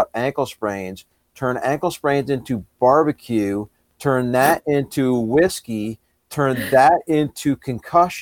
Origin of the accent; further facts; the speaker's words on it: Southern New York State, United States; moved away as an adult; now in Northern Virginia, United States; I actually grew up in Southern New York State